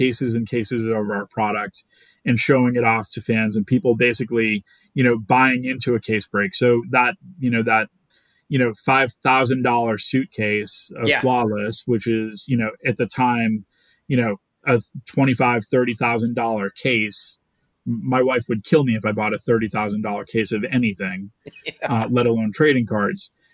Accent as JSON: {"language": "English", "town": "Boston", "region": "Massachusetts", "country": "United States", "said": "I'm from Boston"}